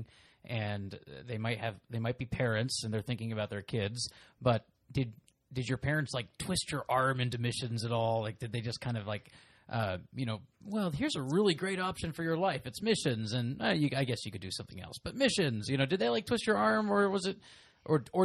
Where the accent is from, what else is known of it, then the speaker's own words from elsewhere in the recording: Pennsylvania, United States; growing up in Pennsylvania as a Baptist